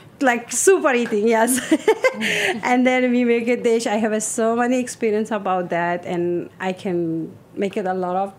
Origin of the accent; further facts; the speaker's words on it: Afghanistan; English is a second language; also born or lived in Russia; now in New York, United States; I came from Russia, which is, I'm from originally from Afghanistan, but I was live in Russia. And then from Russia, I came to refugee in the New United States 2010.